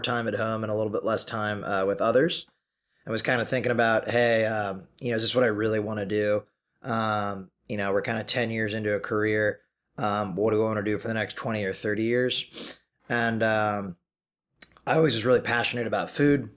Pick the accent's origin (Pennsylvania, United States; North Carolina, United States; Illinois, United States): Illinois, United States; Chicago; moved away as an adult; also born or lived in Maine; now in New York City, United States; born and raised in the Chicagoland area.